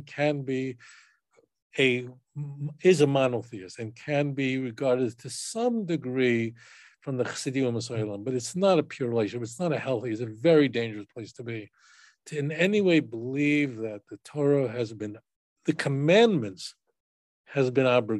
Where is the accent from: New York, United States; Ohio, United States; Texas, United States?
New York, United States; I grew up in New York